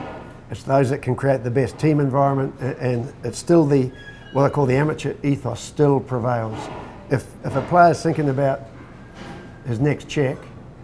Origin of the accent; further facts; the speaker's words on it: New Zealand; moved away as an adult; also born or lived in Australia; now in Japan; being a Kiwi